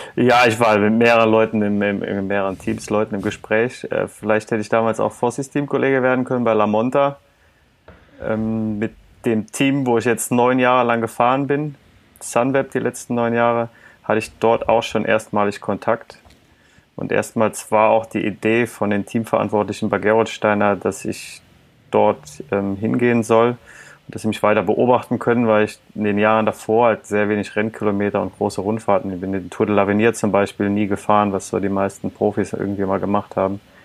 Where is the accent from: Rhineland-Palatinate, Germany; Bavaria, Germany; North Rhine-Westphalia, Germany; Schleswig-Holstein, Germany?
Rhineland-Palatinate, Germany; Eifel, towards Trier; ich bin in der Eifel geboren oder aufgewachsen, allerdings von Staufis Lieblingsregion nochmal deutlich weiter südlich, also mehr Richtung ja. Trier als Richtung Köln